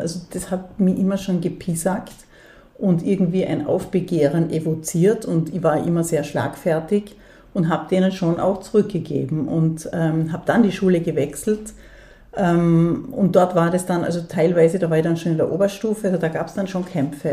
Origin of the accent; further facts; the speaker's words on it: Dornbirn, Vorarlberg, Austria; moved away; also born or lived in Bregenz; Ich bin in Bregenz geboren und in Dornbirn aufgewachsen